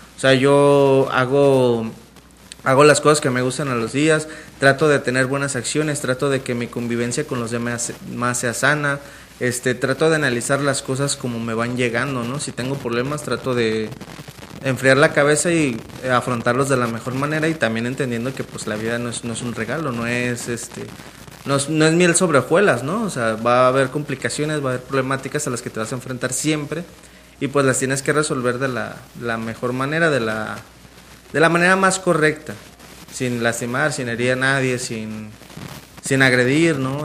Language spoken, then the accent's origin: Spanish; Mexico; los mexicanos vemos a la muerte